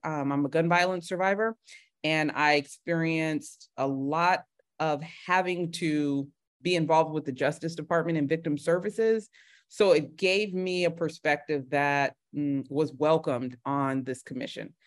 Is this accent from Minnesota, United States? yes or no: no; Bay Area, California, United States; also born or lived in Los Angeles, United States / Grambling, Louisiana, United States; I'm from the Bay Area